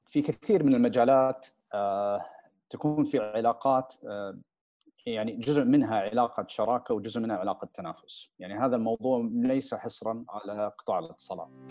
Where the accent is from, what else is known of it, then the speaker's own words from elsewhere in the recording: Riyadh, Riyadh Province, Saudi Arabia; also born or lived in United States; نشات بشكل عام في الرياض في المملكه العربيه السعوديه الاهل رجعوا كان عمري حوالي اربع سنين آه، درست في مدارس الرياض